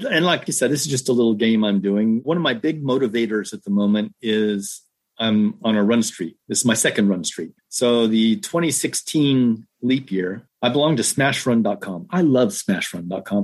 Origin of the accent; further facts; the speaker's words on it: Southern California, United States; moved away as an adult; also born or lived in Australia; now in Ohio, United States; I grew up in Southern California.